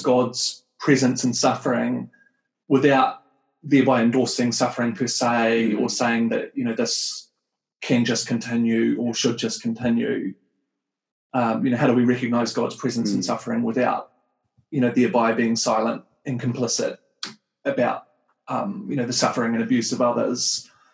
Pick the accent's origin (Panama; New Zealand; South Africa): New Zealand; moved away as an adult; also born or lived in Wellington, New Zealand / United States; I'm from Aotearoa, New Zealand. Um, I grew up and lived in New Zealand for a long time